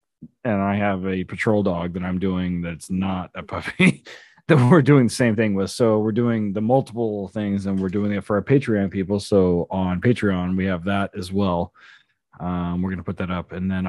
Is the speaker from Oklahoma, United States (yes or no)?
yes; Oklahoma, United States; I'm from Oklahoma.